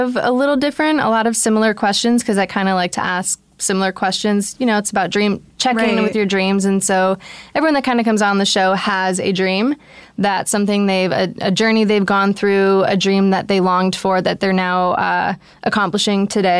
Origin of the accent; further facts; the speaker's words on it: Detroit, Michigan, United States; Shout out the Midwest. I'm from Detroit. Let's go.